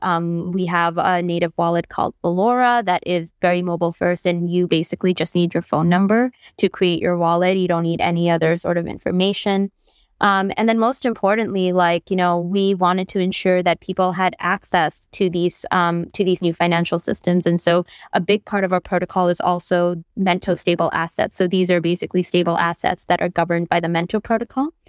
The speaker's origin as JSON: {"language": "English", "country": "Bangladesh", "said": "I'm from Bangladesh"}